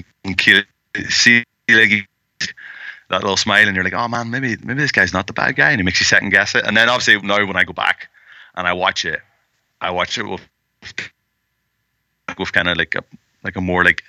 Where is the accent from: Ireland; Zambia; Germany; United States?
Ireland; I'm from Ireland